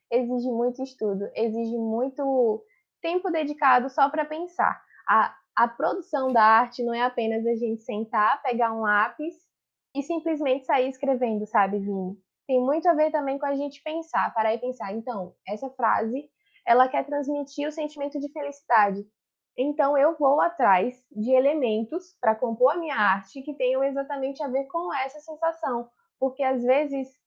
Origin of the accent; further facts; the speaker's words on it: Santo Antônio de Jesus, Bahia, Brazil; eu tenho 23 anos, eu sou do interior da Bahia, na cidade chamada Santo Antônio de Jesus